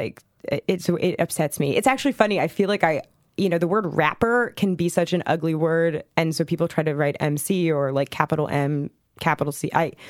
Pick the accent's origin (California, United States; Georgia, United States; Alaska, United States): Georgia, United States; Athens; now in New York, United States; I grew up in Athens, Georgia, which is a big music town.